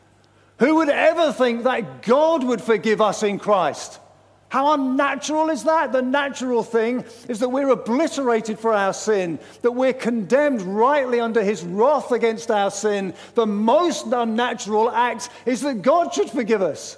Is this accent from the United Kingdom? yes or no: yes; England, United Kingdom; I am the least African person in the world. I am very English.